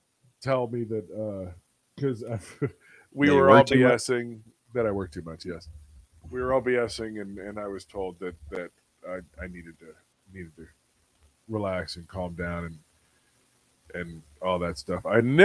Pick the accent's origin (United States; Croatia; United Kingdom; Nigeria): United States; Alaska; moved away; my hometown up in Alaska